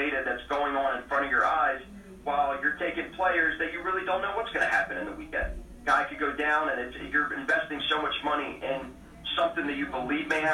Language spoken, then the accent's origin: English; Baltimore, Maryland, United States; we're from Baltimore